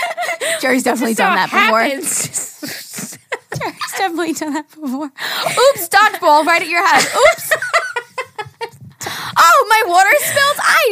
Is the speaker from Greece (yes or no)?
yes; Greece; I'm from Greece, and here in our beaches, we usually have beach bars that have drinks.